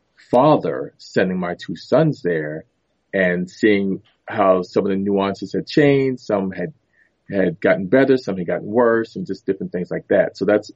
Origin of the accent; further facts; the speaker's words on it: New York City, New York, United States; born there; Yep. I was born in Harlem.